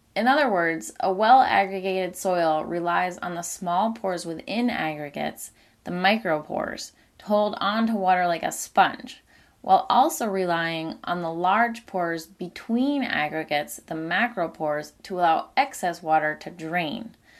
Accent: Maine, United States; In Maine, my home state

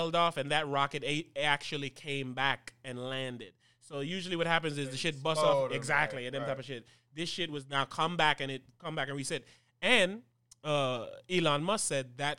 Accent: U.S. Virgin Islands; moved away; Growing up on Rock City, St. Thomas

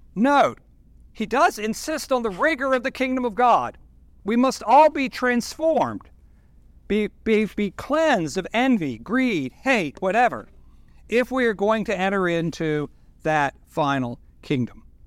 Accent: Norfolk, Virginia, United States; moved away as an adult; now in Washington, DC, United States; I'm from Norfolk. I'm a proud nineteen sixty-nine graduate of Great Bridge High School.

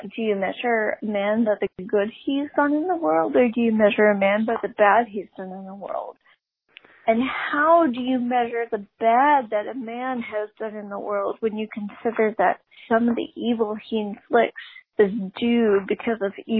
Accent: the South, United States; Let's talk about the South. I'm from the South. We have a lot of cicadas. We call them June bugs.

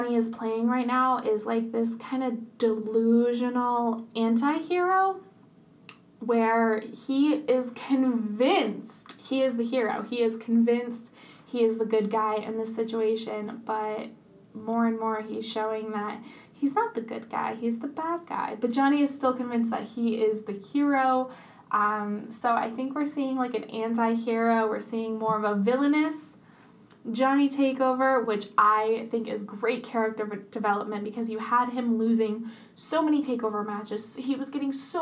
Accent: Vermont, United States; growing up in Vermont

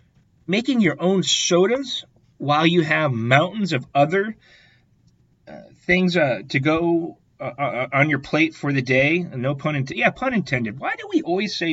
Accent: Iowa, United States; I grew up in Iowa.

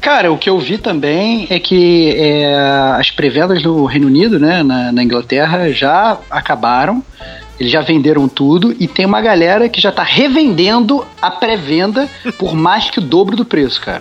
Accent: Brazil; como, como brasileiros

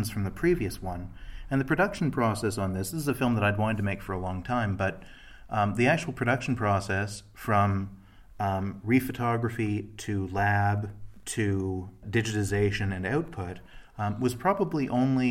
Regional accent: Toronto, Ontario, Canada; I'm from Toronto

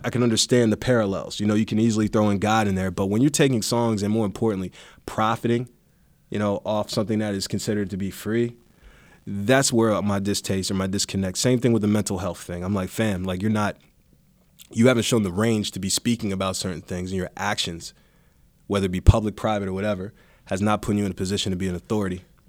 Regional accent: East Coast, United States; growing up on the East Coast

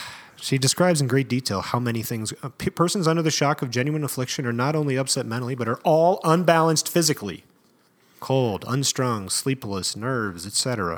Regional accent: California, United States; I was taught growing up in California, you bake a ham.

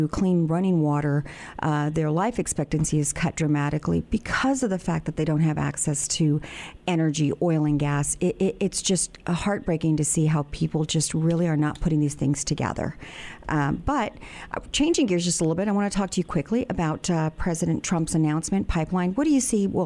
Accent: Houston, Texas, United States; I grew up in Houston

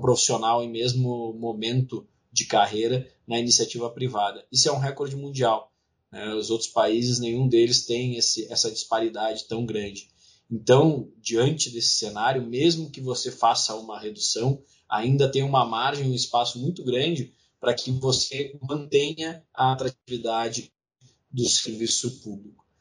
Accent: Rio Grande do Sul, Brazil; meu estado natal, Rio Grande do Sul.

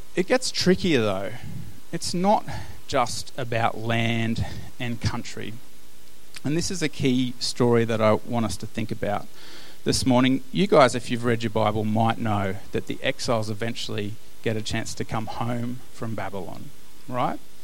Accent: Australia; as Australian Christians

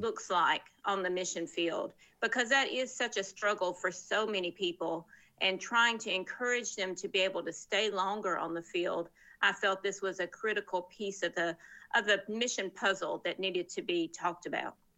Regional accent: Murfreesboro, Tennessee, United States; moved away as an adult; also born or lived in West Africa / Texas / Middle East / North Africa; I'm from Tennessee originally, and that's where I live now as well

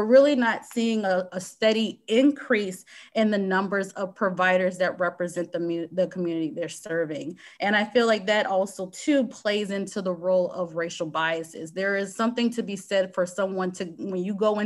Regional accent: Louisiana, United States; moved away as an adult; also born or lived in Hampton, Virginia; now in Seattle, United States; Louisiana State University, which is my home state

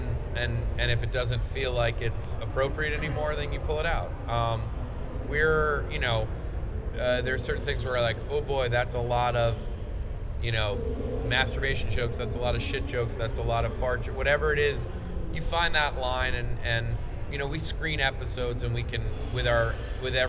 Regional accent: Rye, New York, United States; Andrew and I grew up in Westchester. I grew up in Rye

